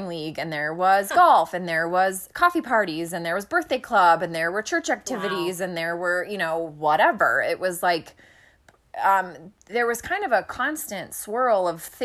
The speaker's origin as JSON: {"language": "English", "town": "Minneapolis", "region": "Minnesota", "country": "United States", "tie": "born or raised there"}